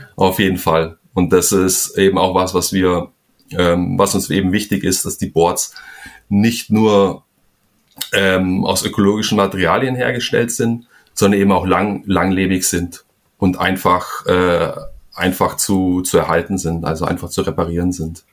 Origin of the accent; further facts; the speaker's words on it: Donauwörth, Bavaria, Germany; moved away as an adult; also born or lived in Flensburg / Kiel; now in Spain; bin ich eigentlich auch nicht mehr in, in Donauwörth, also dem Ort, wo ich aufgewachsen bin